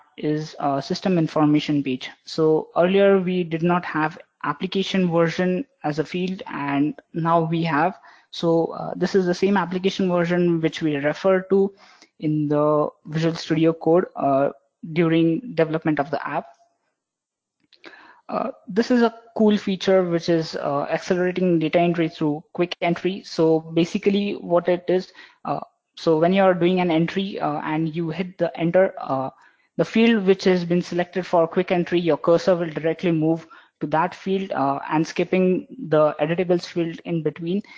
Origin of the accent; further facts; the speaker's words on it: Mumbai, Maharashtra, India; I'm from Mumbai, working in CloudFronts Technologies.